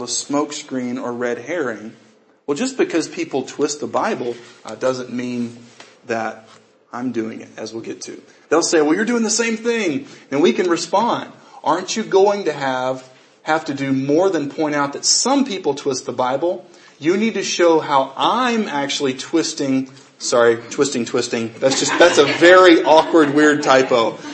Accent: United States; as an American Christian

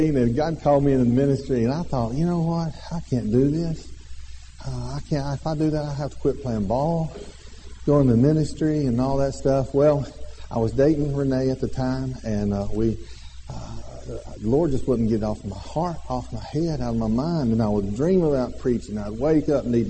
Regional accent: Alabama, United States; We are from Alabama.

